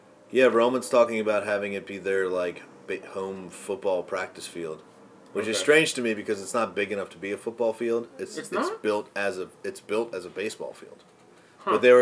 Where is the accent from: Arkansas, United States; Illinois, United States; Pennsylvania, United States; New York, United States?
Pennsylvania, United States; Philadelphia; I grew up in Northeast Philly, so like kind of right around the corner from my high school, Archbishop Ryan, and like a 10-minute walk from Franklin Mills.